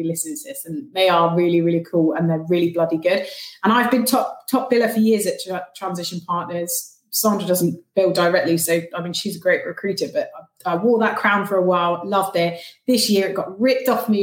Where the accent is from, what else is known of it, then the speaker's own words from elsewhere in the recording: Cornwall, South West England, United Kingdom; moved away; I am originally from Cornwall